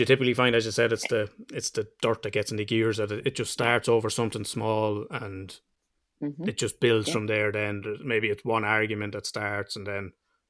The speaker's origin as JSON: {"language": "English", "country": "Ireland", "said": "We're Irish."}